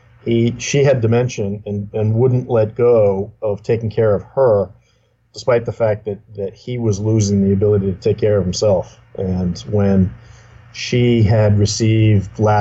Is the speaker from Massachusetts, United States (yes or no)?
yes; Salem, Massachusetts, United States; also born or lived in Beverly, Massachusetts; Grew up in Beverly and Salem. Again, it's just north of Boston.